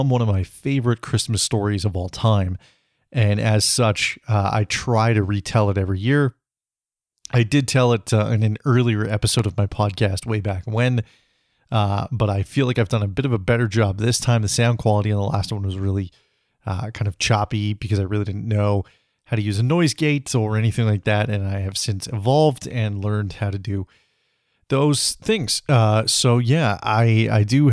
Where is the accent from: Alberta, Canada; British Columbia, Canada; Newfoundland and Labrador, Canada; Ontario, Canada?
British Columbia, Canada; living back in my hometown, or my home province, at least, of British Columbia